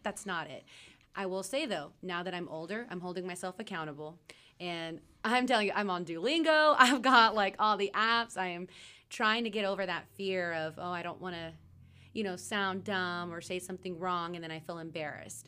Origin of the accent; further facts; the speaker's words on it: Rowlett, Texas, United States; also born or lived in Mesquite, Texas / Dallas, Texas; Born and raised Dallas, Texas. I grew up in Mesquite